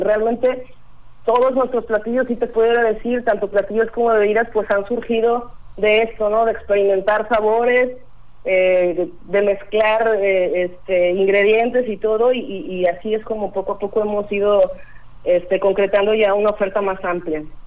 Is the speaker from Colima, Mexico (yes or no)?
yes; Colima, Mexico; now in Manzanillo, Mexico; yo soy de Colima. Este, ya tengo doce años viviendo aquí en Manzanillo